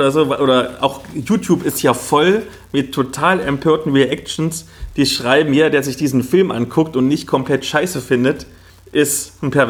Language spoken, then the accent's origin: German; Halle, Saxony-Anhalt, Germany; Also ich komme ja aus Halle Neustadt, das ist so ein Ghetto im tiefsten Osten